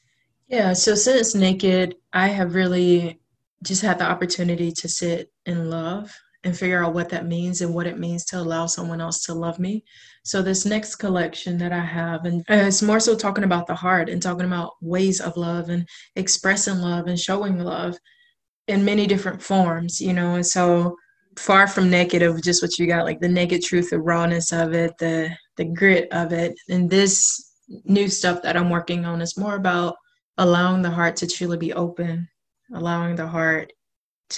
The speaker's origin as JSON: {"language": "English", "region": "South Georgia", "country": "United States", "moved": "as an adult", "lives_now": "Portland, United States", "said": "I'm originally from South Georgia. I've been in Portland now for almost 3 years"}